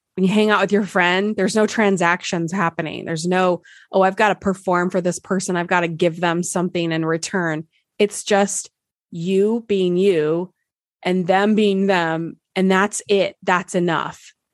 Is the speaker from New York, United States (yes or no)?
no; Nebraska, United States; moved away; I'm from Nebraska originally